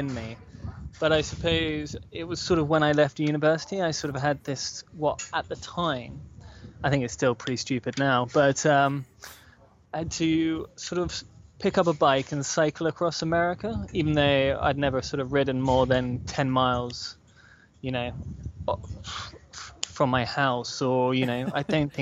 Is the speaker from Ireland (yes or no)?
no; United Kingdom; I'm from Britain